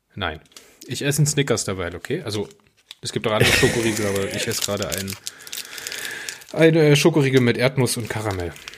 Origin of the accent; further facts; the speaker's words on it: Hunsrück, Rhineland-Palatinate, Germany; bei uns im Hunsrück.